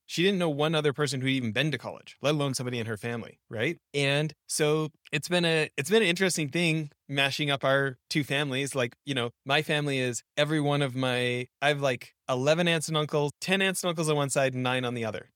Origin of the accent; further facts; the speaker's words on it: Canada; I grew up in Canada